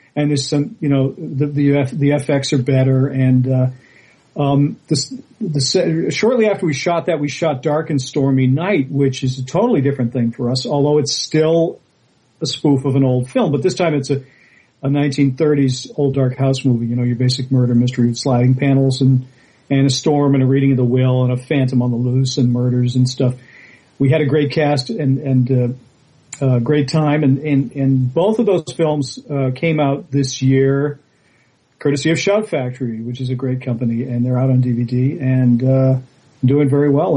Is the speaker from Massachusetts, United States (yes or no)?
yes; Boston, Massachusetts, United States; I grew up in Boston